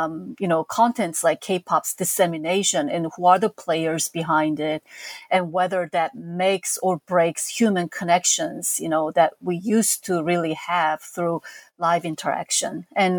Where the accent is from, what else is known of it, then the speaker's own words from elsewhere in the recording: South Korea; As a teenager growing up in South Korea in the 70s and 80s, I never skipped the top of the chart music shows on TV.